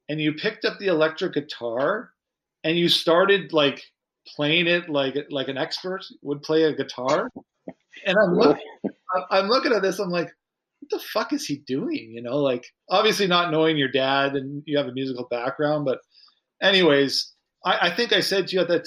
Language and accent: English; Saskatoon, Saskatchewan, Canada; I remember being in Saskatoon, pretty insulated growing up.